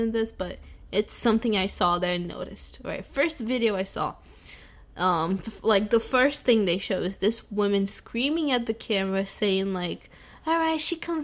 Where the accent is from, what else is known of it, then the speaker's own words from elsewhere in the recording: Brazil; moved away; I'm Brazilian